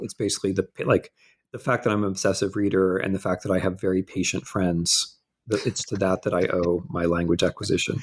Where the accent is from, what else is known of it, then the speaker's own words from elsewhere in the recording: Midwest, United States; moved away as an adult; I'm a Midwesterner